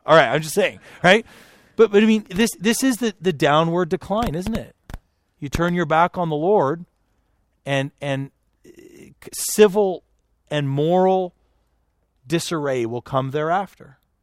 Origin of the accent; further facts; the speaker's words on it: Canada; now in United States; I'm, I'm a Canadian